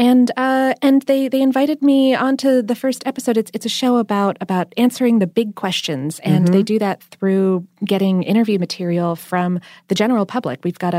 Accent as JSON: {"language": "English", "country": "Australia", "said": "a beverage that I believe originated from my home country of Australia."}